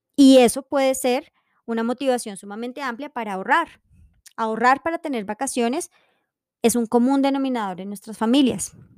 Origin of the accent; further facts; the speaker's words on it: Colombia; tenemos como colombianos